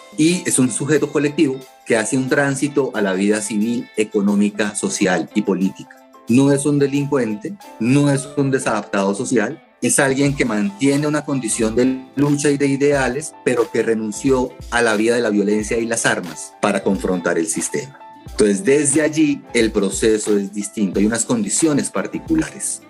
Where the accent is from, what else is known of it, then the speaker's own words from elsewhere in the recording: Colombia; como colombiano